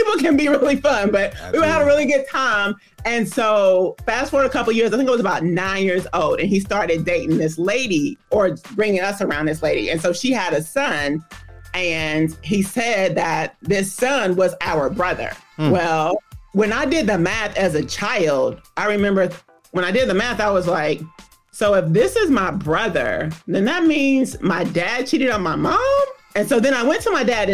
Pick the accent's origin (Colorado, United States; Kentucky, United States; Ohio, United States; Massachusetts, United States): Kentucky, United States; Louisville; I am from Louisville, Kentucky, like you said, home of the Kentucky Derby. And it all began, I'm not ashamed of my age, 1970